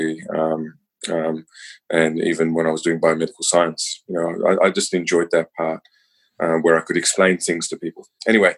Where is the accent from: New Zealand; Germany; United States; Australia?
New Zealand; I'm born and bred in New Zealand.